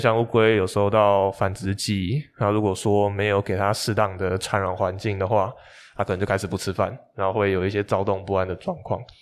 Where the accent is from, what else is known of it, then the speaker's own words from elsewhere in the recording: Taipei, Taiwan; 我是台北人